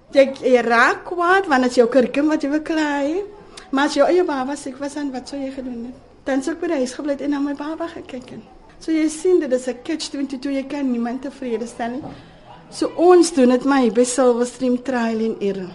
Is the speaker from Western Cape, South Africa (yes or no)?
yes; Cape Town, Western Cape, South Africa; ek het hier groot geword in Manneweg